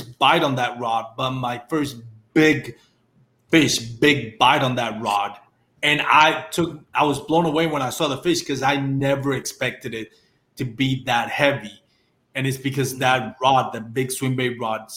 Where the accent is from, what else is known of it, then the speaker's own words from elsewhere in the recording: Texas, United States; I'm from Texas